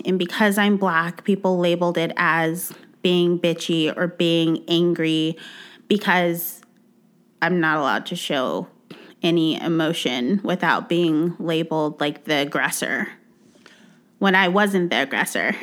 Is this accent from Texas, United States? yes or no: yes; Texas, United States; moved away; I'm from Texas. Our beaches are mud water